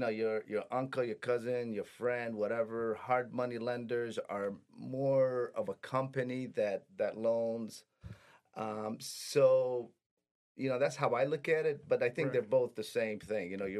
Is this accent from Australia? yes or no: no; Detroit, Michigan, United States; also born or lived in Middle East; my parents were immigrants. We immigrated here, went to Detroit Public Schools